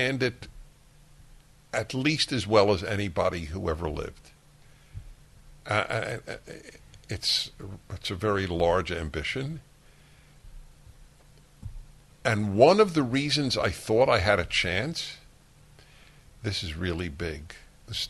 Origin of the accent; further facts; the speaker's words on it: United States; I am an American, a Jew, a male, a white